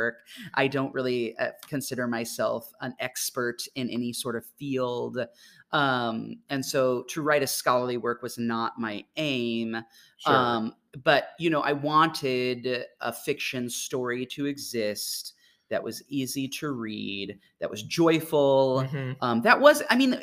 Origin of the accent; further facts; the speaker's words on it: Mahomet, Illinois, United States; I grew up in Mahomet, Illinois, not far from here